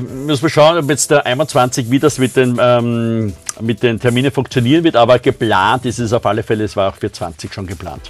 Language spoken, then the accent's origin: German; Austria; bei uns in Österreich